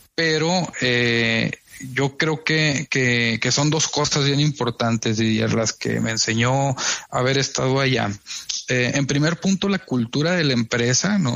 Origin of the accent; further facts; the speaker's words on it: Flores Magón, Chihuahua, Mexico; moved away as an adult; also born or lived in Monterrey / Mexico City; me refiero al, tiempo en el que yo vivía acá de niño, ¿no? En el que, en viví mi infancia.